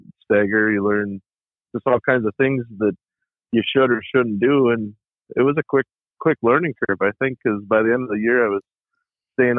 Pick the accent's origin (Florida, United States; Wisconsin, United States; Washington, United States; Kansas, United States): Wisconsin, United States; Ladysmith; now in Somerset, United States; I grew up in Ladysmith